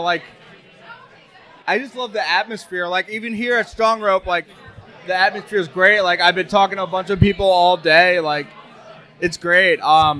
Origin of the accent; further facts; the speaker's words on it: New Jersey, United States; I'm from New Jersey.